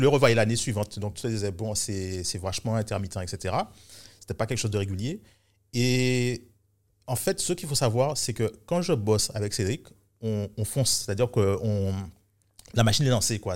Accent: Guadeloupe; moved away as an adult; also born or lived in Paris, France; tout le système scolaire, je l'ai fait ici

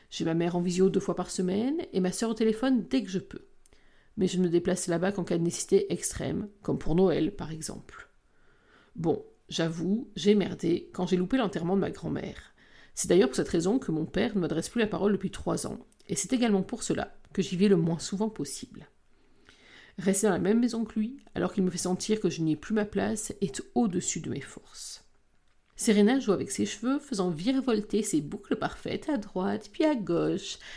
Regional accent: Belgium; Je suis pas français, je suis belge. J'ai beau le dire à chaque fois que je participe à une émission en France

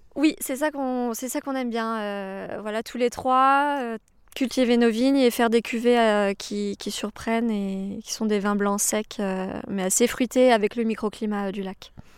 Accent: Savoie, Auvergne-Rhône-Alpes, France; also born or lived in Canada / Beaune

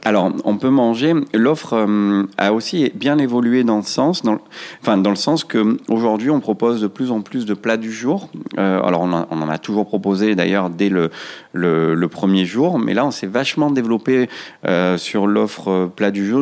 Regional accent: Marseille, Provence-Alpes-Côte d'Azur, France; also born or lived in Paris; je suis né à Marseille dans un quartier qu'on appelle Félix Piat. C'est un, c'est un quartier dit euh, quartier sensible, euh, quartier nord de Marseille. J'ai été, euh, j'ai été scolarisé jusqu'à l'âge de 15 ans

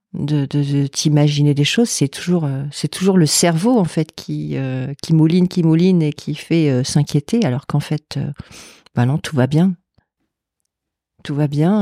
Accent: Lille, Hauts-de-France, France; c'est du Nord parce que je suis de Lille

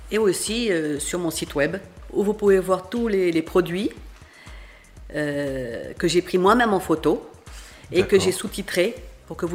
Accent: Senegal; born there; Non, je suis pas né au Liban, je suis né au Sénégal.

